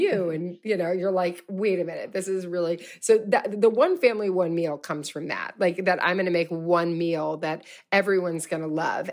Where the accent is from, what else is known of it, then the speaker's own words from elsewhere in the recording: Louisville, Kentucky, United States; I'm from Louisville, Kentucky.